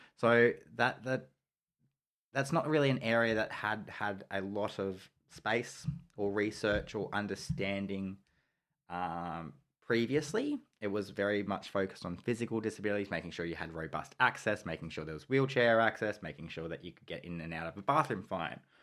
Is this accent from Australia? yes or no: yes; Geelong, Victoria, Australia; it's my hometown